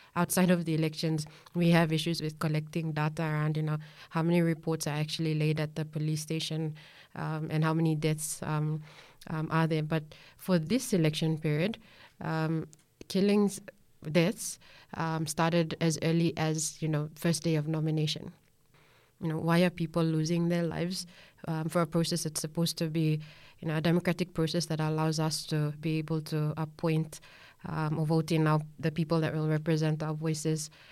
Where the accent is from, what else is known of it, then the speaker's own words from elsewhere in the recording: Central Province, Papua New Guinea; I'm from Central Province, and it is so good